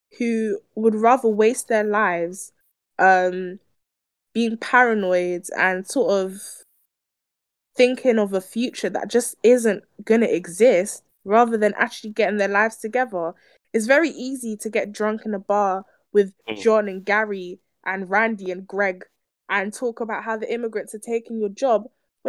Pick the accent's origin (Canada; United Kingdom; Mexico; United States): United Kingdom; England; if I was to speak to American right now and they peg on to the fact that I'm from England, I'm from Britain, they're gonna ask me, do I drink tea?